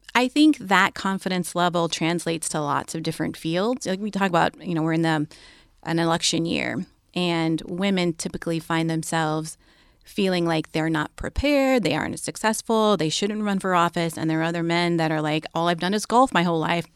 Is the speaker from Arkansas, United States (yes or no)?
no; Bay Area, California, United States; they moved out to California, the Bay Area. They quickly dropped that whole hippie thing and had, um, a bunch of kids and stuff. But they raised my siblings